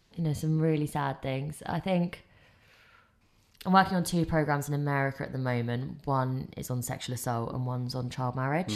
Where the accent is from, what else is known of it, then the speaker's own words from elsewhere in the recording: England, United Kingdom; I grew up in England